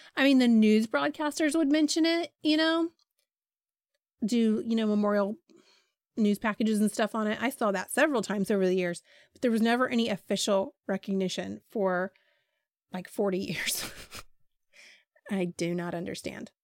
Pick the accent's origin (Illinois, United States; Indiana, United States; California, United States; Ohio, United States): Ohio, United States; I'm from Ohio